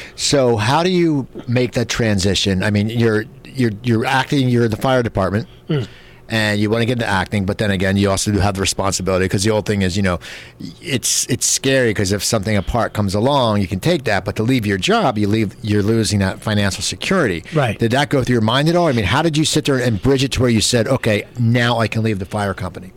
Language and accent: English; Cherry Hill, New Jersey, United States; I grew up in New Jersey, out near uh, in Cherry Hill, near Philadelphia